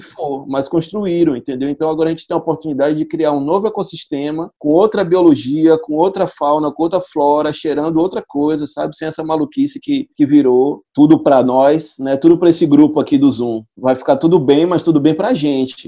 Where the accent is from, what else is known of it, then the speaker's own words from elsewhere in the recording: Salvador, Bahia, Brazil; also born or lived in São Paulo; é Salvador, é a Bahia, de onde eu vim.